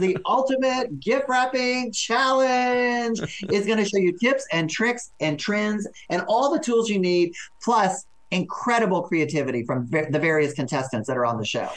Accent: Texas, United States; I'm from Texas.

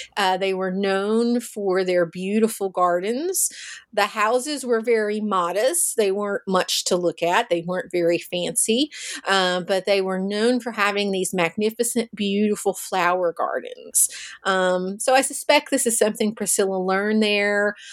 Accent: Russellville, Kentucky, United States; I'm from Kentucky. I'm from a small town called Russellville

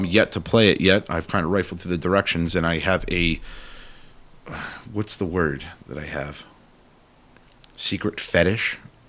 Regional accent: England, United Kingdom; Again, I'm terrible at Latin, as I am English.

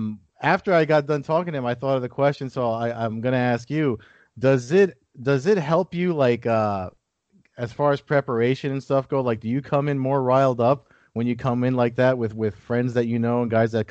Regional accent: New Jersey, United States; I'm from Jersey

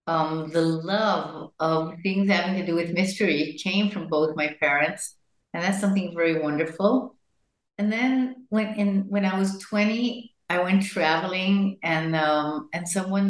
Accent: Jerusalem, Jerusalem District, Israel; born there; I was born in Jerusalem to parents that came from the United States in the 40s to Palestine, to then Palestine as Zionists.

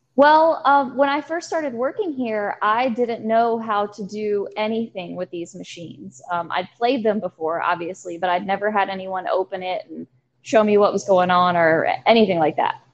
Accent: Danville, Virginia, United States; now in Charlottesville, United States; I am from Danville, Virginia, which is two and a half hours south of where we are in Charlottesville, Virginia.

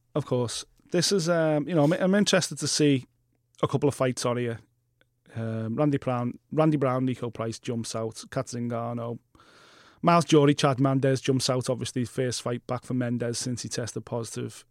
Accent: Liverpool, North West England, United Kingdom; consider myself Scouse, British, European, and Earth Link

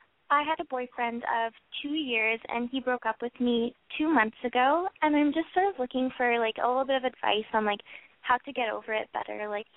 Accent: central Canada, Canada; I'm 17 from Canada.

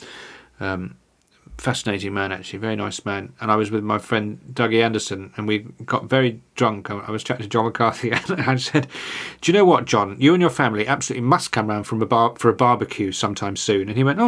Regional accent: Taupo, Waikato, New Zealand; Many moons ago, on a night out, I bumped into a mate in my hometown of Taupo after a provincial match between Midlands and Northland.

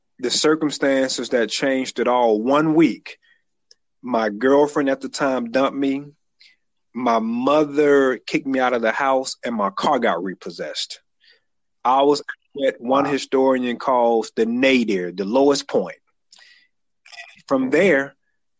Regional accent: Atlanta, Georgia, United States; also born or lived in Montgomery, Alabama; now in Alabama, United States; I was born and reared in Atlanta, Georgia.

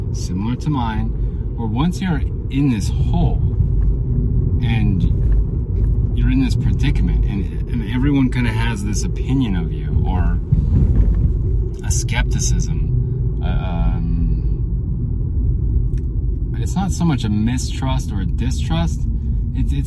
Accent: United States; as an American, as a U.S. citizen

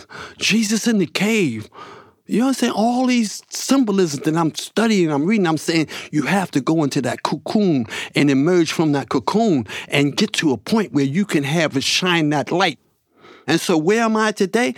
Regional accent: New York City, New York, United States; I grew up swimming in the Harlem River, sewage floating by my face

